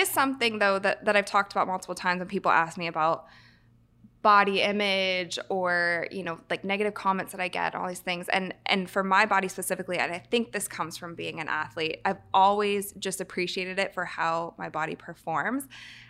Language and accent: English; Ohio, United States; I grew up in Ohio, and we would go to Michigan a lot because my grandparents lived there. But I got out of there.